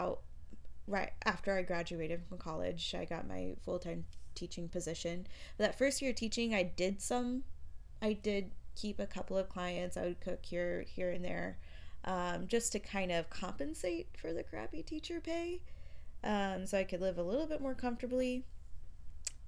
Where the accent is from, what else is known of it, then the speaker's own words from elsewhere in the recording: Glendale/Peoria area, Arizona, United States; also born or lived in Tempe, Arizona; I had just moved home from Tempe, so I moved back in with my parents.